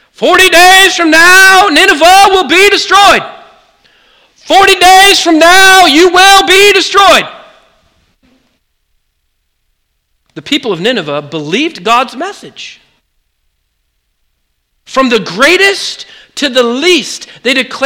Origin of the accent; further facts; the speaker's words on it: Oregon, United States; I grew up in Oregon.